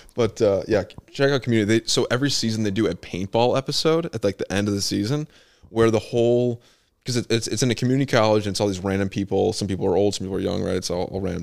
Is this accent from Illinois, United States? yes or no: yes; Bartlett, Illinois, United States; I grew up in Bartlett Baptist Church, which is on fifty-nine and Stearns Road